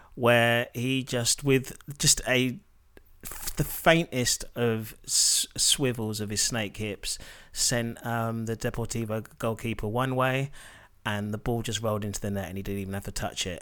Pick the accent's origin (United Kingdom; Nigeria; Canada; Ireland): Nigeria; as a Nigerian